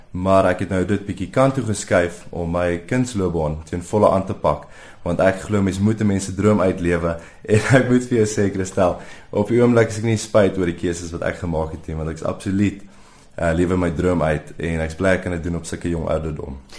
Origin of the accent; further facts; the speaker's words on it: Pretoria, Gauteng, South Africa; ek het geswat groot geword in Pretoria, Waterkloof Hoërskool skool gegaan